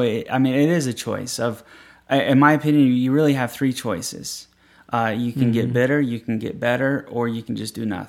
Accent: Layton, Utah, United States; I'm just from Layton

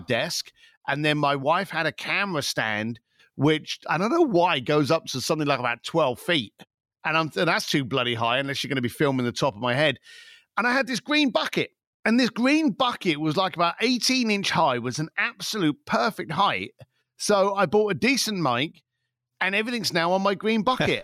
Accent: London, United Kingdom; I'm an Irish lad from East London

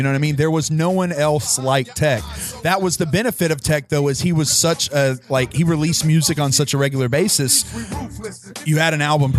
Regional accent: Columbus, Ohio, United States; When he started performing here in my hometown of Columbus.

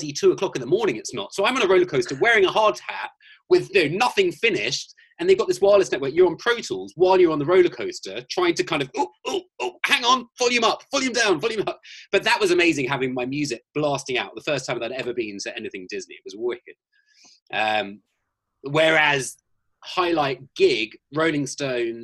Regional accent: Scotland, United Kingdom; now in Los Angeles, United States; I'm from Scotland.

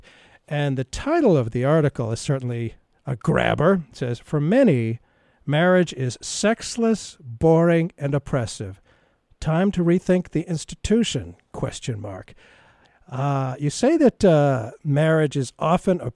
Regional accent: United States; as a boy growing up in America

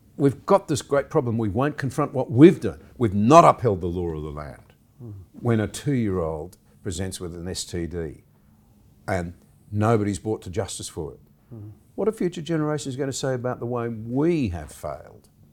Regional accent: Gunnedah, New South Wales, Australia; now in Canberra, Australia; I grew up in the Gunnedah area, went to school in Gunnedah

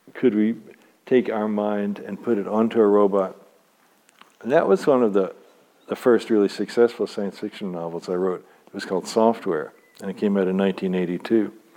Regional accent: Louisville, Kentucky, United States; moved away; also born or lived in Santa Cruz; Louisville, my hometown.

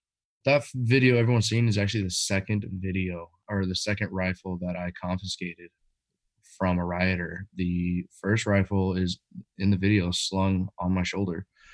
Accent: Washington, United States; also born or lived in California; was raised in Washington.

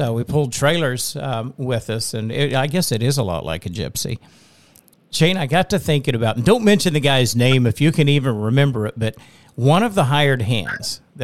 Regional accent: Western Oklahoma, United States; we had an interesting upbringing in Western Oklahoma.

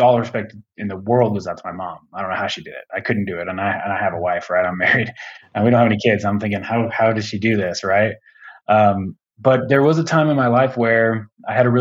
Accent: Aurora, Colorado, United States; I grew up out here in Colorado in Aurora, which is just like a suburb of Denver

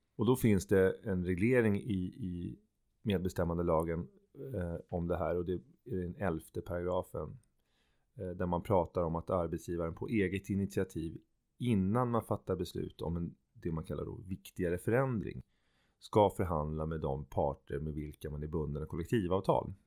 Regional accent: Sweden; vi själva kanske som svenskar

